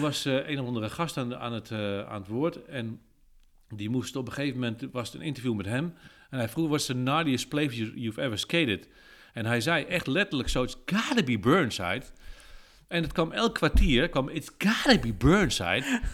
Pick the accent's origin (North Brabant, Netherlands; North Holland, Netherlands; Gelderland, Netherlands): Gelderland, Netherlands; Apeldoorn; ik kom uit Apeldoorn-Zuid